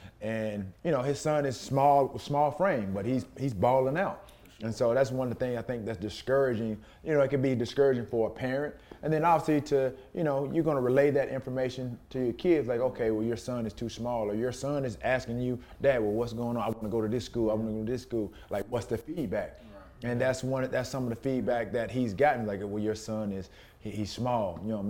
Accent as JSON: {"language": "English", "town": "San Francisco", "region": "California", "country": "United States", "said": "I come from San Francisco"}